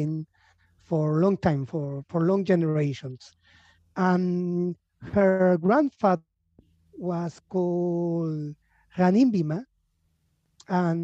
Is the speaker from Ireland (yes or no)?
no; Lima, Peru; also born or lived in Montreal, Canada / Buenos Aires, Argentina; I was born in Lima. I am half Argentinian, half Peruvian.